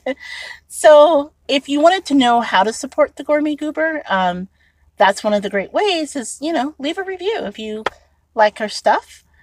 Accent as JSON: {"language": "English", "town": "Indianapolis", "region": "Indiana", "country": "United States", "moved": "yes", "lives_now": "Chicago, United States", "said": "I'm originally from Indianapolis, Indiana"}